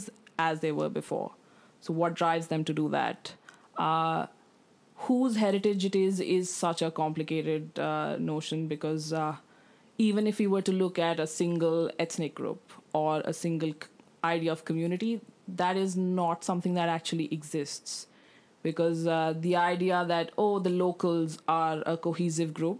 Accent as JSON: {"language": "English", "country": "India", "moved": "yes", "lives_now": "Australia", "said": "as an Indian"}